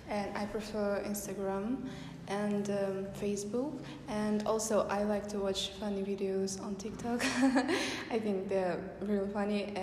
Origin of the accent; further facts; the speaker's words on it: Kazakhstan; I'm from Kazakhstan.